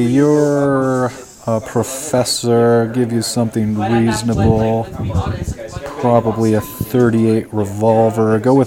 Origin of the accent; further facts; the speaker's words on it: United States; Hey man, I'm American.